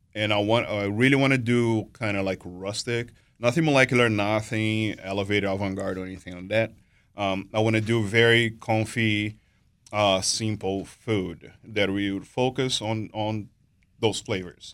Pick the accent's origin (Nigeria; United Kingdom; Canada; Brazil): Brazil; moved away as an adult; now in United States; I'm born and raised in Brazil. Um, been here to, in the U S since two thousand and seven.